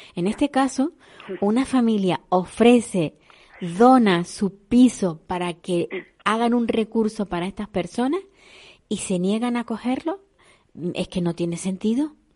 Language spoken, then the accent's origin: Spanish; Canary Islands, Spain